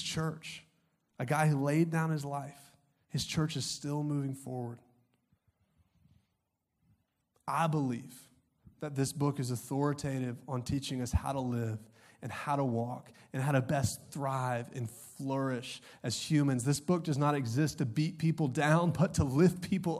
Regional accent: Augusta, Georgia, United States; I grew up in Augusta, Georgia.

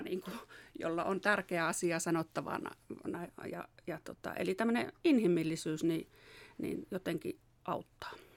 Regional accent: Säynätsalo, Central Finland, Finland; also born or lived in Tampere; mä oon kotoisin tuosta Säynätsalosta, opiskellut Tampereella ja, ja sitten tavallaan tänne kotiseudulle

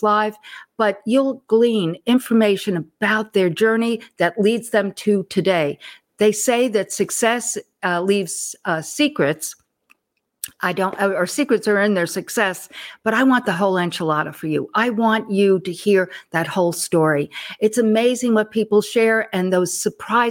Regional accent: Long Island, New York, United States; moved away as an adult; now in Texas, United States; I'm a Northeast girl too. Mm-hmm. I grew up on Long Island and came to Texas for a job in 1987.

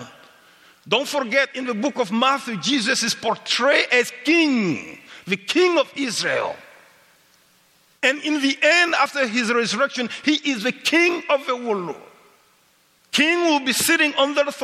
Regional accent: Mali; English is a second language; moved away as an adult; also born or lived in Senegal; now in Canada; I grew up with radio in Mali

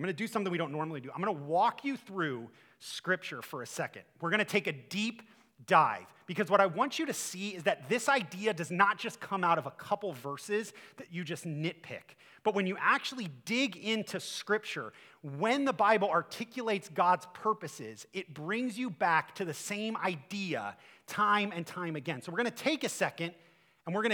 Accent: Akron, Ohio, United States; I'm from Akron

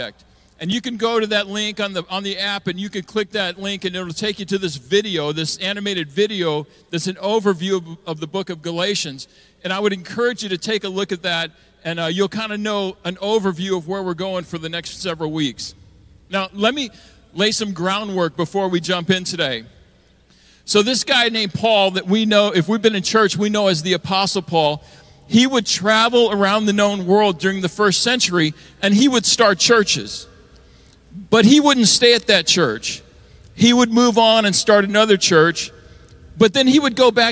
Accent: Midwest, United States; moved away; also born or lived in California; I was raised by Texans in the Midwest, and then we moved to California

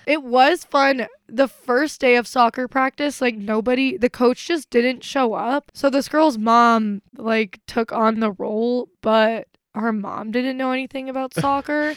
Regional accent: Utah, United States; moved away; I was from Utah

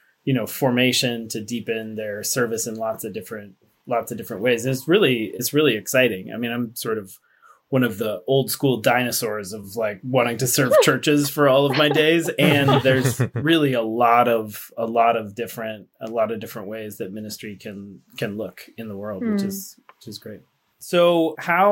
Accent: Framingham, Massachusetts, United States; I grew up in Framingham, not far away

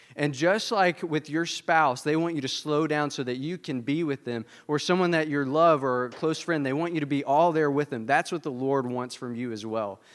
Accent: the South, United States; I'm from the South

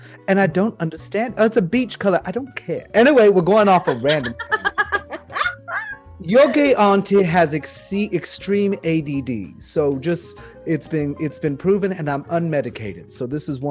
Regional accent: South Texas, United States; also born or lived in Houston; I grew up in South Texas

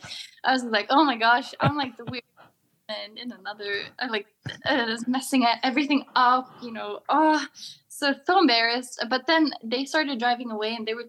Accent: Sweden; from Sweden

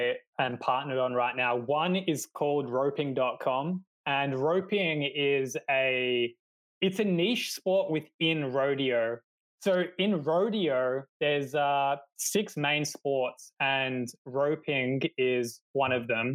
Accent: Australia; moved away as an adult; now in Poland; I'm actually from Australia

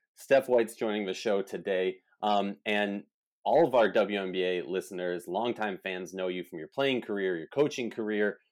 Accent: Minnesota, United States; I'm from Minnesota

